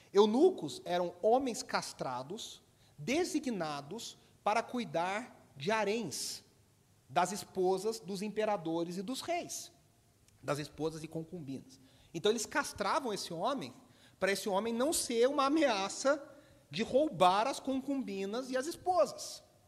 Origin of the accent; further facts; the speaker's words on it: Brazil; also born or lived in Belo Horizonte; a gente aqui no Brasil tem muitos sotaques